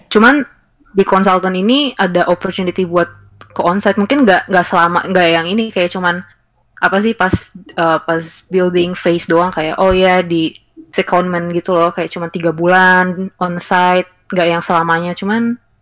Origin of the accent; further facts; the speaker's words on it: Indonesia; gue dari Indonesia